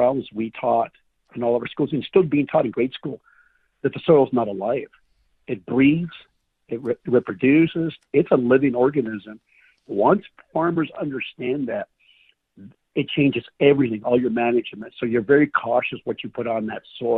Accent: the West, United States; I grew up in the West

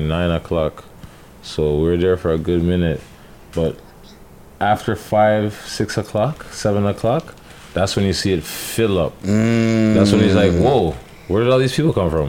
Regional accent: Toronto, Ontario, Canada; I'm from Parkdale and I want to see peace in my neighborhood.

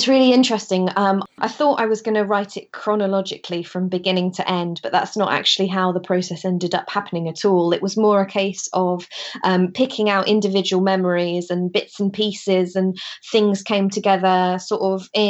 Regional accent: Wisbech, East of England, United Kingdom; moved away; My hometown is a place called Wisbeach. It's in the middle of the Fens.

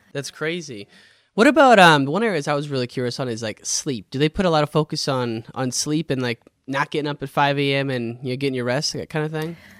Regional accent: Illinois, United States; growing up in Illinois

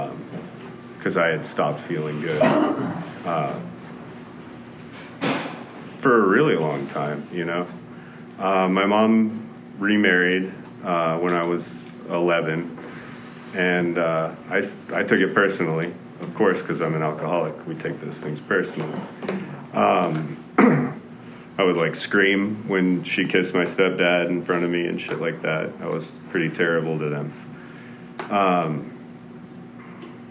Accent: Martindale, Texas, United States; born or raised there; also born or lived in Denton, Texas

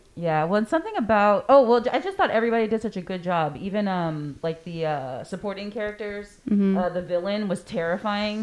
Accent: Corpus Christi, Texas, United States; I am born and raised in Corpus

